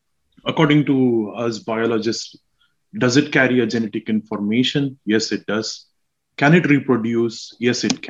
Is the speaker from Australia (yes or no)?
no; Mysore, Karnataka, India; moved away as an adult; also born or lived in Hyderabad, India; now in Craigavon, United Kingdom; I'm from India. So I'm from South India, basically. I'm from a town called Mysore